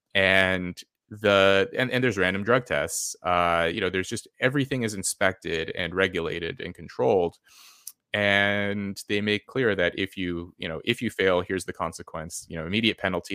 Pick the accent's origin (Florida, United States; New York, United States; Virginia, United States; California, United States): California, United States; moved away as an adult; where I grew up in California.